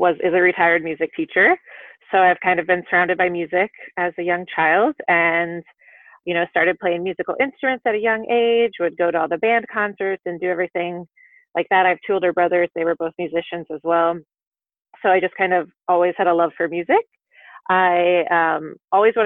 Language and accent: English; Iowa, United States; moved away; I'm from Iowa. I don't know if you want to know where I'm from, but I'm from Iowa